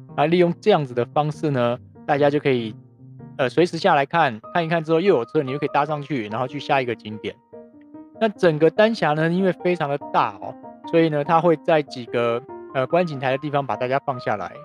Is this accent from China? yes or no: no; Taiwan; 我是台湾来的